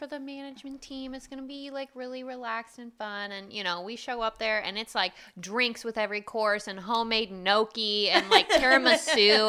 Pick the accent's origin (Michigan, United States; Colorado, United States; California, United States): California, United States; moved away; also born or lived in Midwest; I'm from California